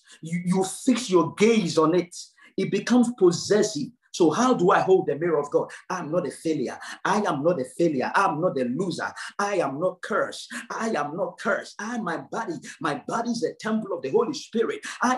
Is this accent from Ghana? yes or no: yes; Ghana; Yes, I am a Ghanaian. I do understand that. Yes, I am a Ghanaian. I am very poor. I do understand that. I come from a third world.